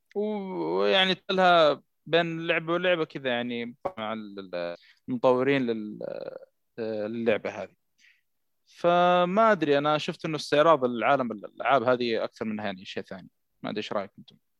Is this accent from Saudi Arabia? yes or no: yes; Saudi Arabia; عندنا في السعوديه